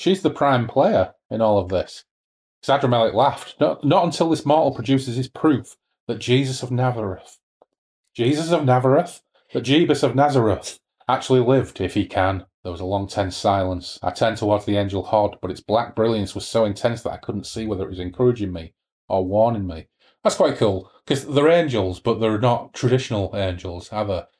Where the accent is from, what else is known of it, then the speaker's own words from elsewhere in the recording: United Kingdom; we are British